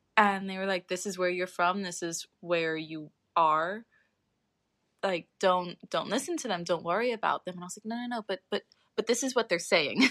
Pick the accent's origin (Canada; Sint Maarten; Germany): Sint Maarten; born or raised there; moved away as an adult; also born or lived in United Kingdom